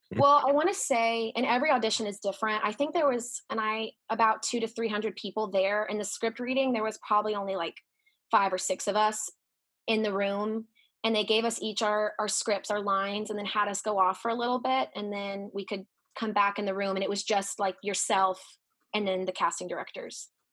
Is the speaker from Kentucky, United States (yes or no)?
no; Dallas, Texas, United States; moved away as an adult; also born or lived in South Carolina; I'm from Texas. I'm from Dallas.